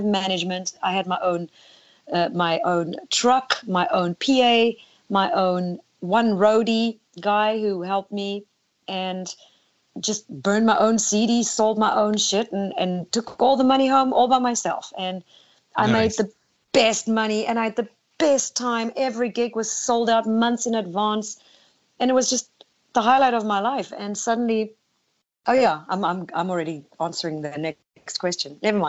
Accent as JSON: {"language": "English", "country": "South Africa", "also_born_or_lived": "Netherlands", "lives_now": "United States", "said": "Well, I moved from South Africa to Holland first because I, as a young girl, my mindset was America."}